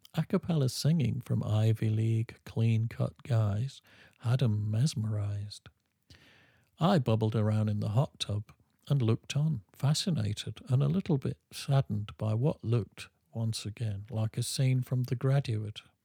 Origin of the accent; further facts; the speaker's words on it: England, United Kingdom; I'm English